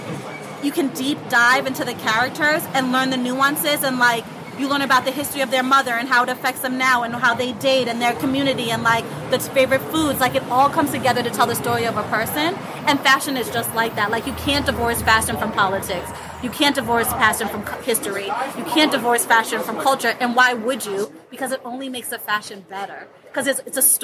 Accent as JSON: {"language": "English", "region": "Florida", "country": "United States", "tie": "born or raised there", "also_born_or_lived": "Jamaica / Harlem, New York", "moved": "yes", "lives_now": "New York, United States", "said": "I'm Jamaican. I grew up in Florida"}